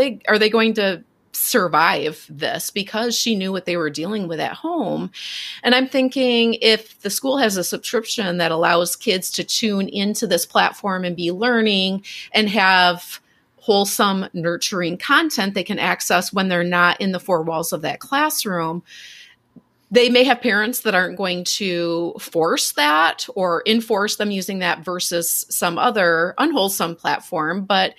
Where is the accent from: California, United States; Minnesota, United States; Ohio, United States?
Minnesota, United States; Minneapolis; I'm from Minneapolis.